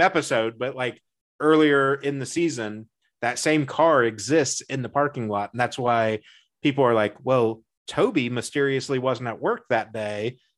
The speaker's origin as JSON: {"language": "English", "country": "United States", "said": "I'm American"}